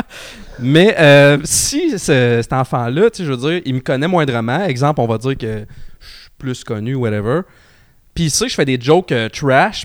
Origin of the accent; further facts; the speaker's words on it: Trois-Rivières, Quebec, Canada; moi, je viens de Trois-Rivières